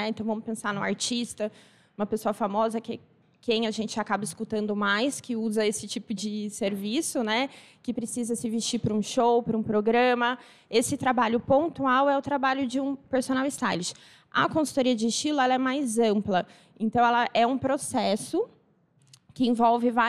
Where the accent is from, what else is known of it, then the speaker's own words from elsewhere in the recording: Assis, São Paulo, Brazil; moved away; Eu sou de Assis, mas eu me mudei daqui já faz mais de 20 anos, né?